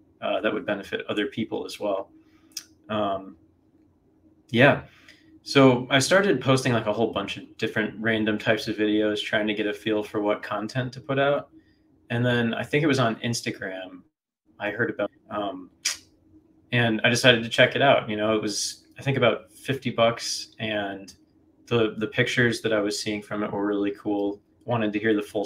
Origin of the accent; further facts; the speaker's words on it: Chicago, Illinois, United States; moved away as an adult; now in Ohio, United States; I'm from Chicago originally, but I just moved to Ohio the start of this year